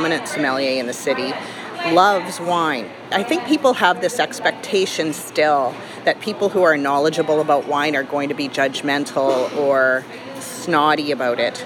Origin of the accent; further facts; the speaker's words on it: Canada; as a Canadian